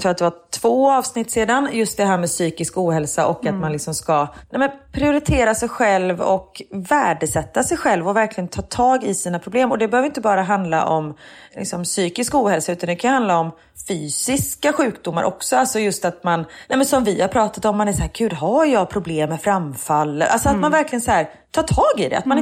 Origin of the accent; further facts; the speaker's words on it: Gothenburg, Västra Götaland, Sweden; accent: thick Gothenburg dialect (grov göteborgska); jag pratar grov göteborgska